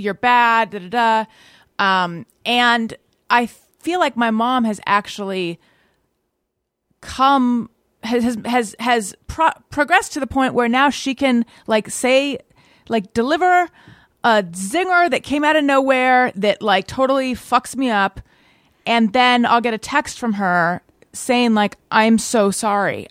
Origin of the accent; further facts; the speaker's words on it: Orange County, California, United States; I was born in Northern California, grew up in Orange County